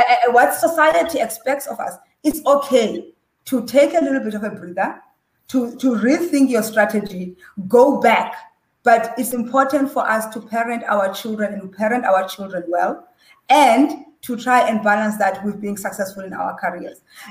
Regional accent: Butterworth, Eastern Cape, South Africa; we were growing up in Butterworth, in the Transkei and in the villages, boarding school

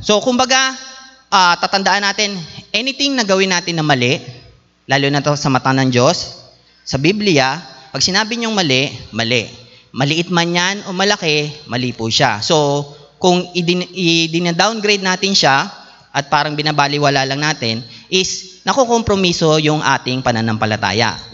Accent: Philippines; tayo bilang Pilipino

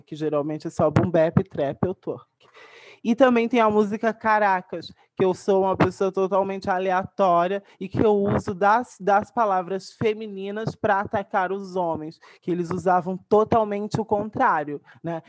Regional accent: Brazil; also born or lived in Baixada Santista; no lugar de onde eu cresci, na cachoeira inteirinha, a favela da cachoeira inteirinha

